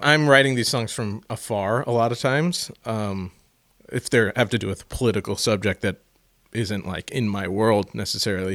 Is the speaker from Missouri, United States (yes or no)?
yes; St. Louis, Missouri, United States; I'm from fucking Saint Louis, Missouri